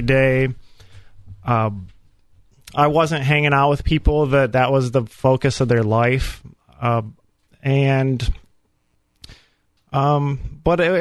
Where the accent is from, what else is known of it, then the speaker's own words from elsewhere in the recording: Fremont, Ohio, United States; I was raised in Fremont, Ohio, big city up in Northwest Ohio